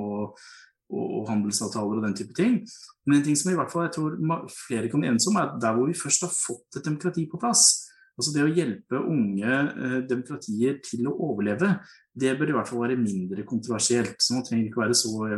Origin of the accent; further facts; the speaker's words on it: Hedmark, Innlandet, Norway; also born or lived in Kongsvinger; now in Oslo, Norway; Hedmark, hvor jeg opprinnelig kom fra